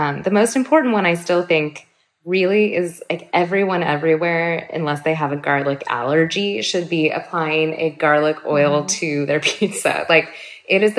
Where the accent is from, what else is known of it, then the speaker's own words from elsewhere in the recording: Berkeley, California, United States; growing up in Chez Panisse and with my mom